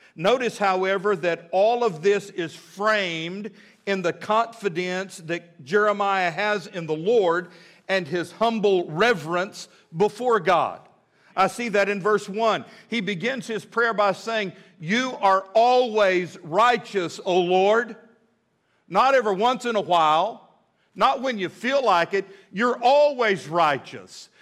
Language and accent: English; Midland, Texas, United States; now in Fort Smith, United States; I grew up in Midland, Texas